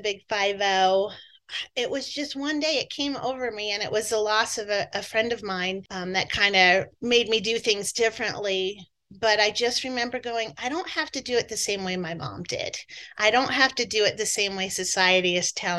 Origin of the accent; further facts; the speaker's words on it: New Jersey, United States; I grew up in New Jersey, so you'll hear my accent come out occasionally